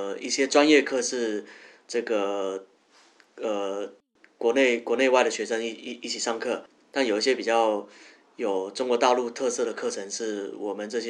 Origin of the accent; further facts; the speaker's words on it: Taiwan; moved away as an adult; also born or lived in Guangzhou; 我是台湾人，